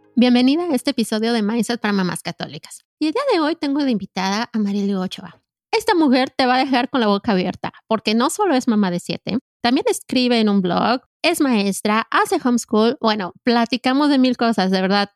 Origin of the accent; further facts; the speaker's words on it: Mexico City, Mexico; yo soy chilanga, eh, crecí en la Ciudad de México